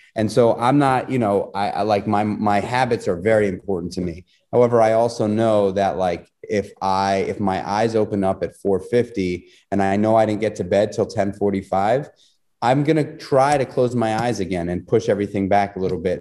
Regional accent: New York City, New York, United States; I grew up in New York City

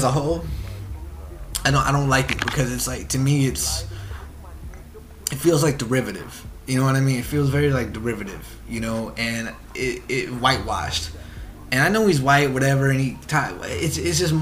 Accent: Oregon, United States; I'm from Oregon

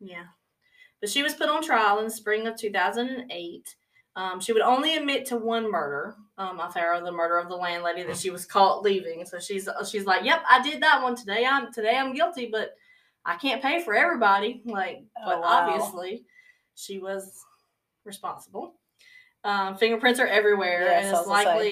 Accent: the South, United States; We're from the South

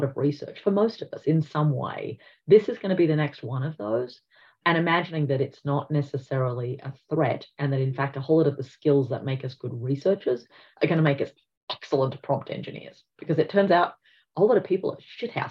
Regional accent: Australia; in Australia, we are going through a multi-generational shift

